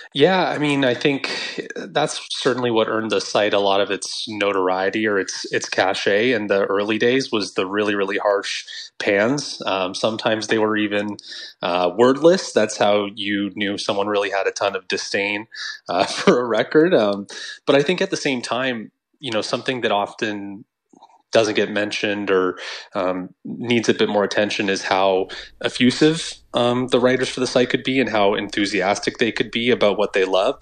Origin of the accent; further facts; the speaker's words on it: Northern Ontario, Canada; growing up in Northern Ontario